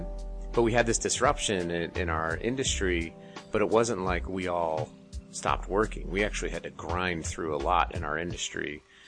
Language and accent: English; Colorado, United States; also born or lived in Utah; You know, I'm from Colorado and Utah.